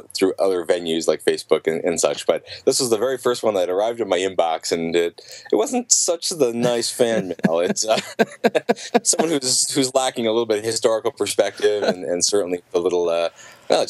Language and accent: English; Yellow Springs, Ohio, United States; my hometown, Yellow Springs, Ohio